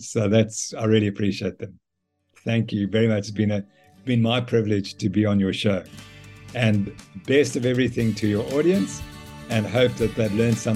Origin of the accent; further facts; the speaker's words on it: South Africa; so this appealed to me immediately being a South African.